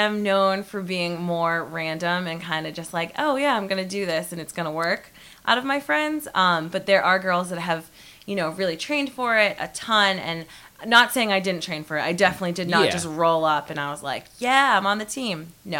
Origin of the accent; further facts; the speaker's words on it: New England, United States; I am from New England